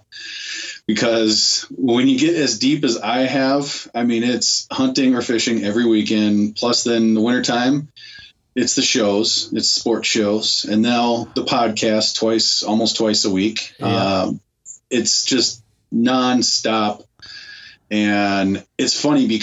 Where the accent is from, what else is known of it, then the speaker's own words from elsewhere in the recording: Minnesota, United States; I'm from Minnesota. I live right in the Minneapolis area